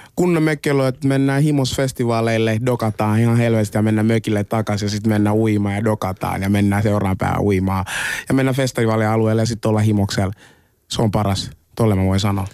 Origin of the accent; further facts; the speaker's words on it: Finland; also born or lived in Congo; mä oon syntynyt Kongossa, muutin Suomeen joskus kahdeksanvuotiaan